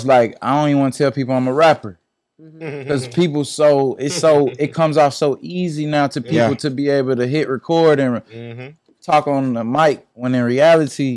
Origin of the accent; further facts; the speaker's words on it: Atlanta, Georgia, United States; I'm from Mechanicsville. So that's like Compton